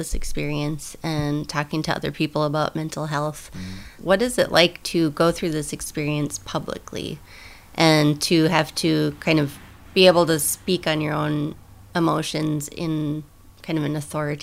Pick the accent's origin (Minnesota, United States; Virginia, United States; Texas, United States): Minnesota, United States; I am a Minnesotan